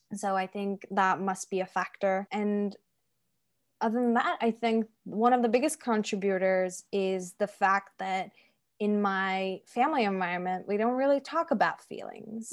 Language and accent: English; Turkey; moved away as an adult; my parents sort of had a choice when I was growing up to s, either invest in houses and cars or my education because the education system in Turkey is really bad